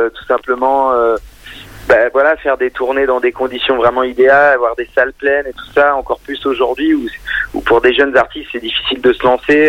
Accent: Creuse, Nouvelle-Aquitaine, France; moved away as an adult; now in Paris, France; j'ai grandi dans la Creuse, donc euh, des origines vraiment rurales

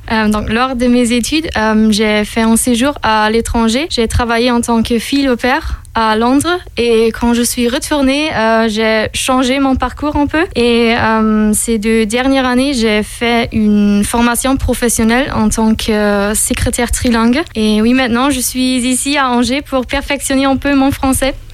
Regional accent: Osnabrück, Lower Saxony, Germany; j'ai 25 ans et je viens de Osnabrück. Euh, Osnabrück est situé dans le nord-ouest de l'Allemagne

